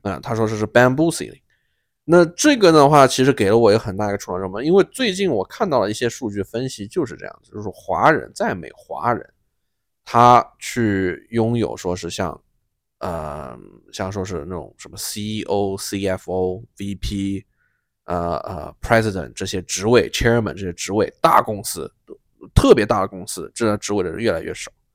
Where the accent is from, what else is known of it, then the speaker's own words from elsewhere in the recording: China; moved away; 我们中国人